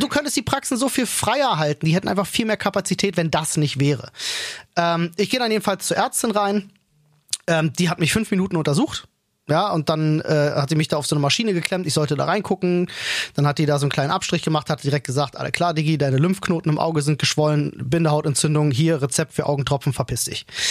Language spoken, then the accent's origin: German; Germany; bei uns in Deutschland